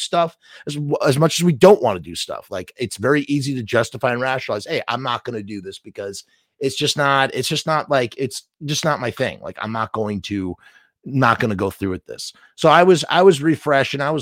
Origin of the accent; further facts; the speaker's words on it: New York City, New York, United States; I'm a New Yorker. I'm literally a stone skip away from going to Madison Square Garden